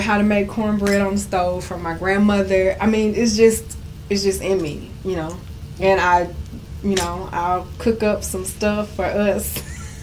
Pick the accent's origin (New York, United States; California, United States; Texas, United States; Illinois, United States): Texas, United States; Houston; I am a native Houstonian, um, born and raised in South Park, dead in Texas